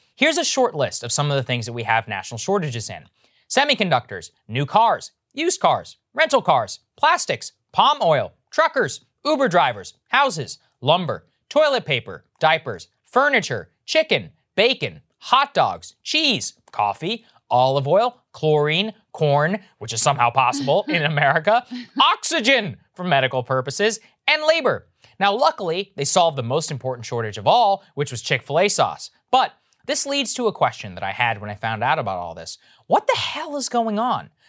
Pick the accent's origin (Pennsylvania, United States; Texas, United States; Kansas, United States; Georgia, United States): Texas, United States; moved away; this is my home state.